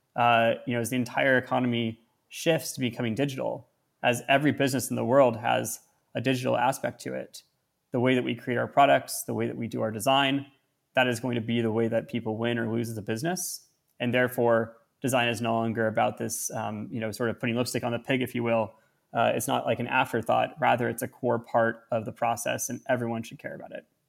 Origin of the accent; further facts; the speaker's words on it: Northern California, United States; I grew up in Northern California in one country